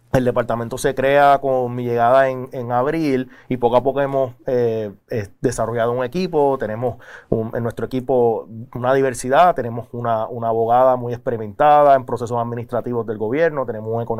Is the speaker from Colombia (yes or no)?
no; Puerto Rico; déjame aclarar que somos muchos los boricuas que estamos trabajando en la Junta